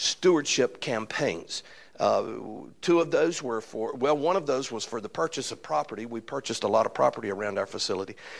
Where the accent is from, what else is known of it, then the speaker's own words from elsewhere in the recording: Alabama, United States; accent: Alabama accent; I am from Alabama